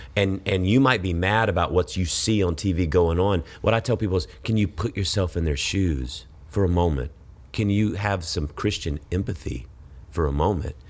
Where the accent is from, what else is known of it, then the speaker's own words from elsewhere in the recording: Georgia, United States; moved away as an adult; now in Texas, United States; I grew up in Georgia